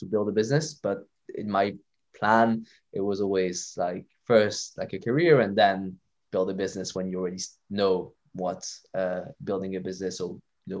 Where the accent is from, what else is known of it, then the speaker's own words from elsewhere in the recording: Canada; born there; I mean, I was born in Canada, but that was a very long time ago, and I was in French-speaking Canada.